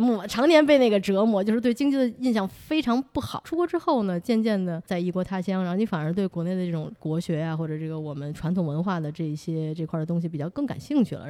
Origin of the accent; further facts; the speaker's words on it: Beijing, China; now in New York, United States; 我作为一个北京人嘛